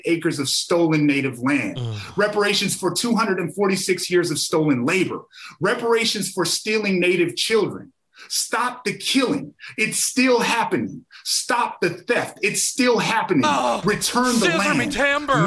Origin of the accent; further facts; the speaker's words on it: Amskapi Piikani Nation, Montana, United States; I come from the Amskapi Pagani Nation.